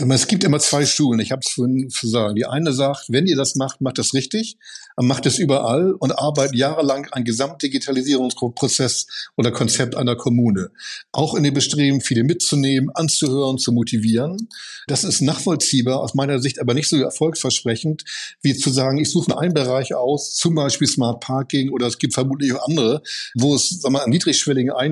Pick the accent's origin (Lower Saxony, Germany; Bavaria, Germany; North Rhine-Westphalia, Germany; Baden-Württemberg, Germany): North Rhine-Westphalia, Germany; Cologne; Und für mich als Kölner Lokalpatriotist.